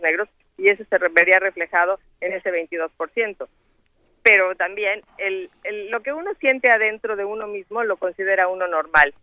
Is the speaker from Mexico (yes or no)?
yes; Mexico; moved away